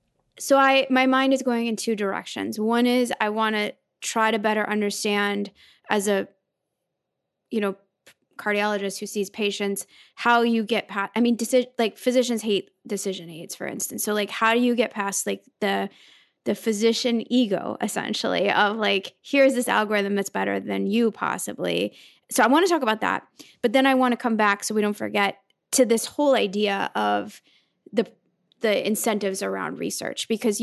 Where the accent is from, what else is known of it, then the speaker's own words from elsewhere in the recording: Oregon, United States; I'm from Oregon.